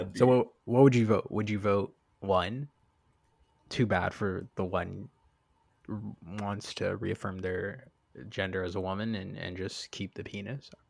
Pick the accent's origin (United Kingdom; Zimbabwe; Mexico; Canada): Canada; moved away as an adult; also born or lived in Boston, United States; now in Miami, United States; I'm from Canada. I know I was born in Boston, but I'm I, I grew up here.